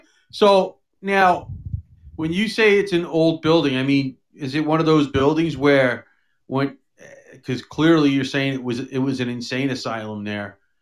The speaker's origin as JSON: {"language": "English", "region": "New York", "country": "United States", "tie": "born or raised there", "moved": "yes", "said": "I grew up in New York, and you never get used to it. I'm telling you now. I mean, of course, you know, you're in your early 20s, and I'm 56"}